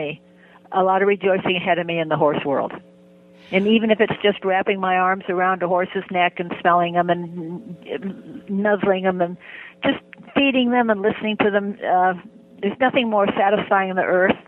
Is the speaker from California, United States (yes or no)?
yes; Santa Clara Valley, California, United States; also born or lived in Santa Cruz Mountains, California; I'm within 40 miles of where I was born. I was born in the Santa Clara Valley, which is now Silicon Valley